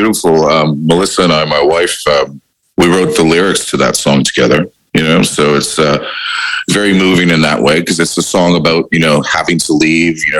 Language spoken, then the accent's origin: English; Windsor, Ontario, Canada; now in Australia; growing up in Windsor